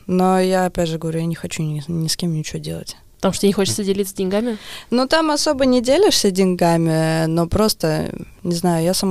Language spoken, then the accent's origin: Russian; Narva, Ida-Viru County, Estonia; now in Tallinn, Estonia; Не, я из Нарвы. Из Нарвы. Но я уже лет 15 живу в Таллине.